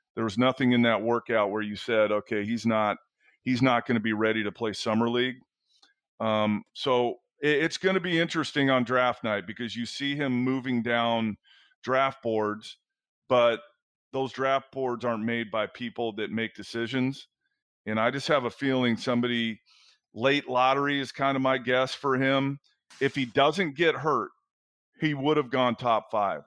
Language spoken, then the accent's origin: English; Southern California, United States; moved away as an adult; being on the West Coast my entire life, growing up in Southern California and going to UCLA